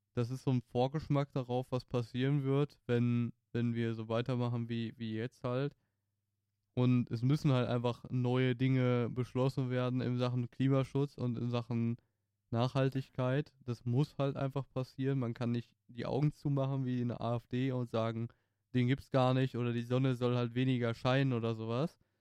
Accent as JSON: {"language": "German", "country": "Germany", "said": "mit dem Background, den wir als Deutsche haben"}